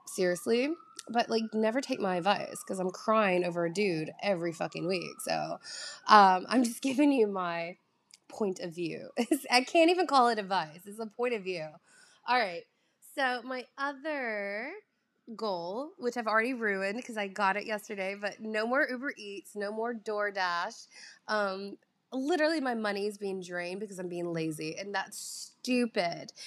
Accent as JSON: {"language": "English", "region": "the South", "country": "United States", "tie": "born or raised there", "accent": "drawl", "moved": "yes", "said": "I'm from the South. Like, I grew up eating very calorie-heavy foods"}